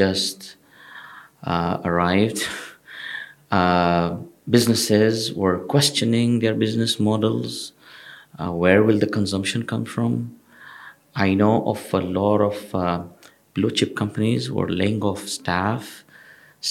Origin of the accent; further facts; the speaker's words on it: Tanzania; also born or lived in United Kingdom; now in United Arab Emirates; I'm originally from East Africa, from Tanzania.